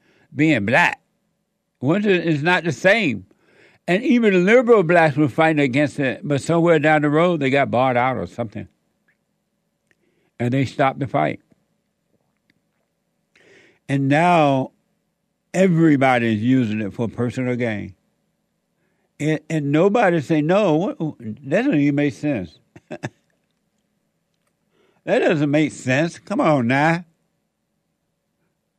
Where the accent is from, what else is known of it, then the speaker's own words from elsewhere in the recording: United States; when I was growing up in America